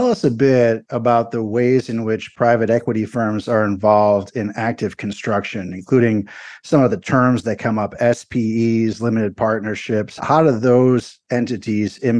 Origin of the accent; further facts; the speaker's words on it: Chicago, Illinois, United States; I grew up in Chicago, was a big Bulls fan during the 1980s and 90s